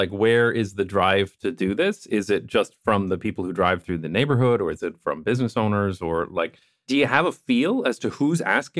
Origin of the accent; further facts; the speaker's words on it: Netherlands; I'm coming from the Dutch perspective, and I tend to be critical.